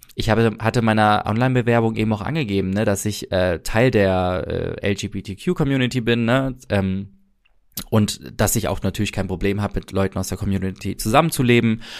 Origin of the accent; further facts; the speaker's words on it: Germany; wo kommst du her, äh, Deutschland